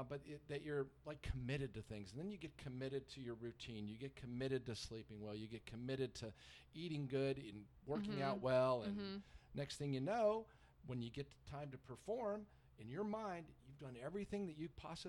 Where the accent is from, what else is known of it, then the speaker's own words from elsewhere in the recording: North Carolina, United States; even though I was from North Carolina, no, grits was definitely off the menu.